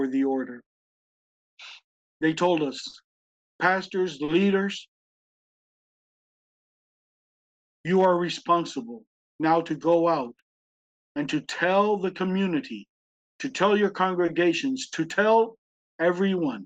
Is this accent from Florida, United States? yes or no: yes; Tallahassee, Florida, United States; I'm a boy from Tallahassee, Florida